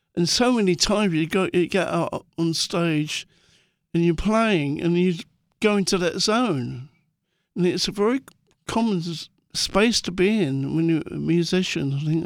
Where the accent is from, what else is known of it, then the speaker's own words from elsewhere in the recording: London, United Kingdom; growing up in Muswell Hill